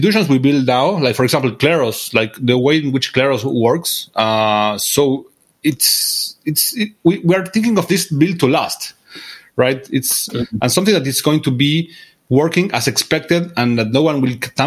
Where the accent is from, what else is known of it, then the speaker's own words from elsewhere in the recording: Argentina; I come from Argentina